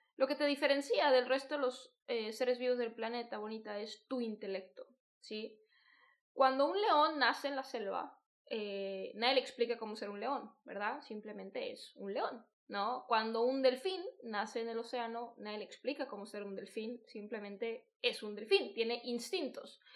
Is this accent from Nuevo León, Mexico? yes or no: no; Guadalajara, Jalisco, Mexico; yo soy de Guadalajara